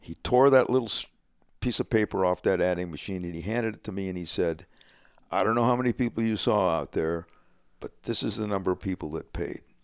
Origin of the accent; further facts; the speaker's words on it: Alhambra, California, United States; I grew up in Alhambra, California.